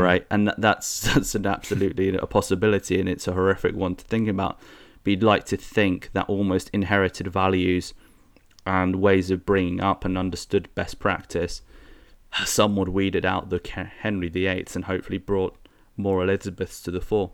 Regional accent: United Kingdom; we British

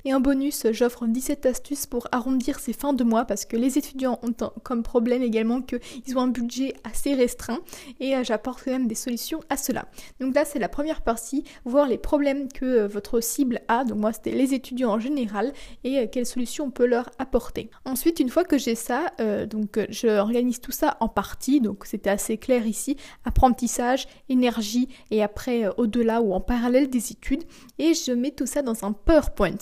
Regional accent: France; moved away as an adult; also born or lived in Kleve, Germany; je suis partie vivre donc chez mes parents en France. Je suis retournée chez mes parents

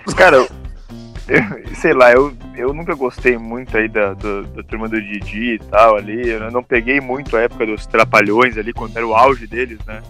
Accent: interior of Rio Grande do Sul, Brazil; moved away as an adult; now in Ireland; a gente é do interior do Rio Grande do Sul

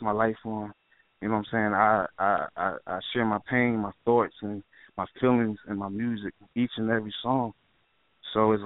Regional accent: Philadelphia, Pennsylvania, United States; I'm from North Philly, you know what I'm saying? Northside, born and raised.

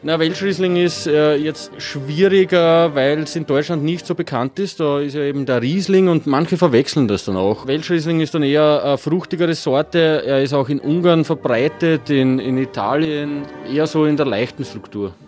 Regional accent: Halbturn, Burgenland, Austria; Bei uns in Halbturn ist speziell das Tschatakenfest

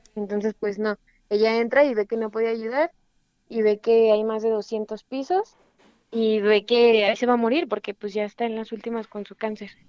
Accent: Mexico; somos mexicanos

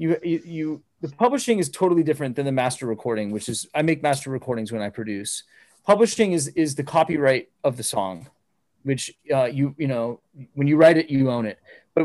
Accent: Phoenix, Arizona, United States; I'm from Phoenix, Arizona.

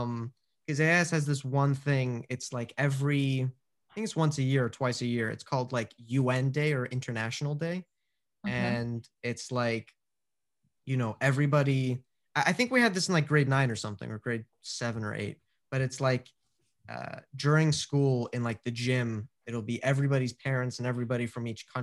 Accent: Scotland, United Kingdom; I feel like Scotland, one, because I'm Scottish, it'll be cheaper and everything

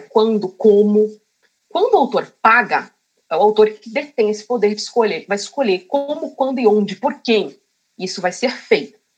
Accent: Cotia, São Paulo, Brazil; Sim, sou de Cotia.

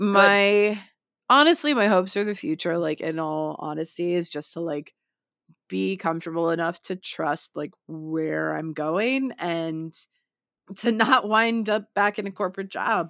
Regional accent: United States; also born or lived in London; I'm, you know, from the U S, and I'm s, here studying theater.

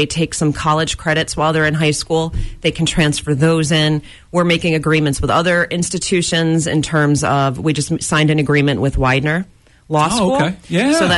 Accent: New York, United States; moved away as an adult; now in Pennsylvania, United States; I come from New York. I lived in New York. That's where I was from.

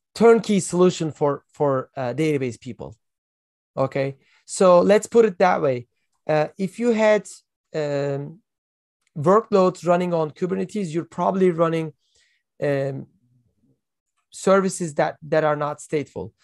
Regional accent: Turkey; I am from Turkey. I live in Istanbul

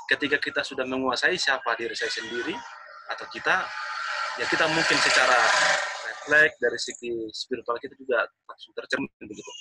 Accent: North Sumatra, Indonesia; saya orang Batak.

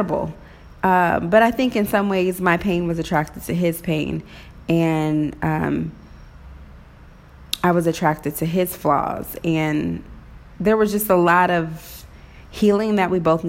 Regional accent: Waynesville, Missouri, United States; also born or lived in Maryville, Missouri / Kansas City, Missouri; growing up in Waynesville, Missouri

